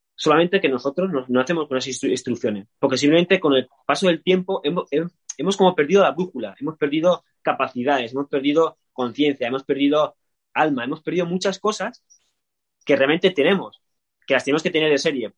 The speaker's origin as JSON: {"language": "Spanish", "region": "Asturias", "country": "Spain", "said": "soy de Asturias"}